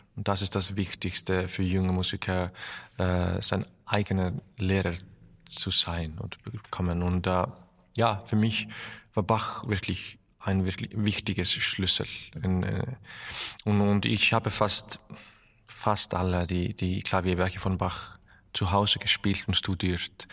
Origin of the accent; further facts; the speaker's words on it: Iceland; German is a second language; also born or lived in Berlin, Germany; meine Heimat ist wirklich in Island, aber ich habe auch eine Wohnung hier